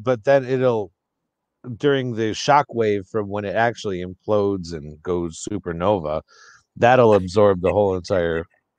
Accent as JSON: {"language": "English", "region": "Western New York", "country": "United States", "said": "No, I'm from Western New York."}